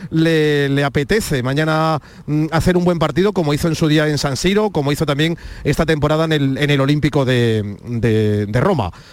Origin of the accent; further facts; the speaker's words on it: France; moved away; also born or lived in Málaga; I'm from France.